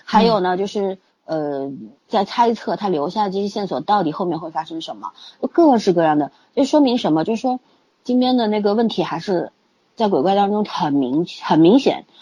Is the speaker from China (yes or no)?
yes; China; 我们中国人都是过两次新年的嘛